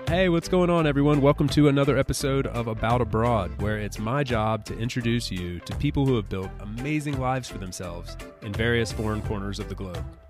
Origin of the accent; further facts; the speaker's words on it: North Carolina, United States; also born or lived in Miami, Florida; I've spent four or five years there, and then moved to North Carolina